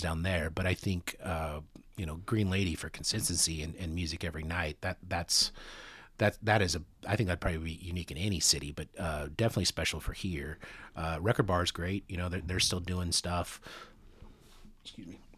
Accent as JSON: {"language": "English", "country": "United States", "also_born_or_lived": "Kansas City", "said": "I'm, I'm from the States"}